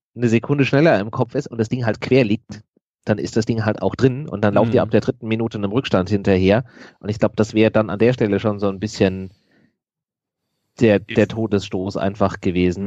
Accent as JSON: {"language": "German", "town": "Frankfurt", "region": "Hesse", "country": "Germany", "tie": "born or raised there", "said": "Ich bin gebürtiger Frankfurter, ich äh, bin da in der Nähe aufgewachsen"}